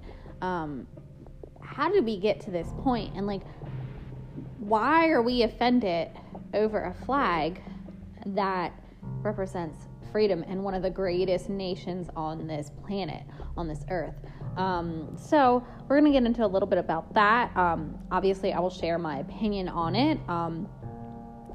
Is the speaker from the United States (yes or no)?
yes; United States; I'm an American. I'm proud of my country.